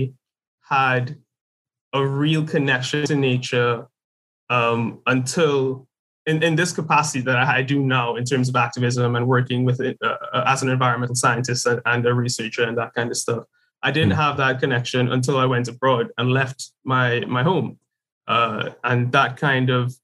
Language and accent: English; Trinidad & Tobago; growing up in Trinidad is you're pretty much surrounded by the color green.